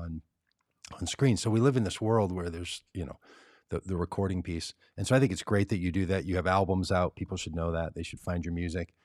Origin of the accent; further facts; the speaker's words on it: Minneapolis, Minnesota, United States; I grew up in Minneapolis